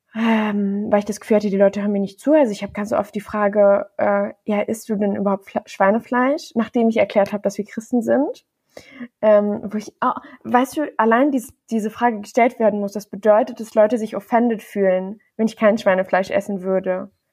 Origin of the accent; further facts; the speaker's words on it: Bonn, North Rhine-Westphalia, Germany; ich bin in Deutschland im Johanniter Krankenhaus in Bonn geboren